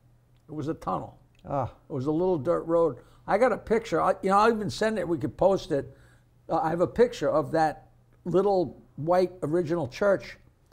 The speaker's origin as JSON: {"language": "English", "town": "East Norwich", "region": "New York", "country": "United States", "said": "I'm from East Norwich, which is on the north shore of Long Island, 40 minutes out from the city, whatever, just north of Oyster Bay, and East Norwich and Oyster Bay are very close."}